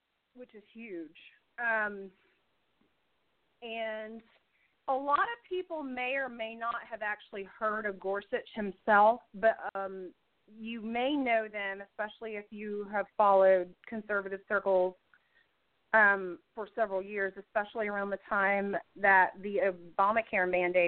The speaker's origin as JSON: {"language": "English", "region": "Indiana", "country": "United States", "tie": "born or raised there", "said": "my home state"}